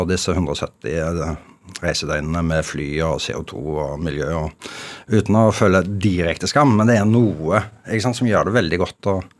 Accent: Norway; som ekte nordmann så har jeg det veldig bra nå, fordi endelig får vi være alene

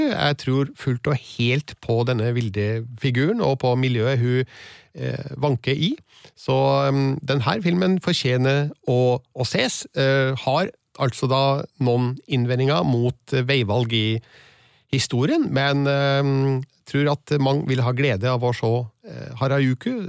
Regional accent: Trøndelag, Norway

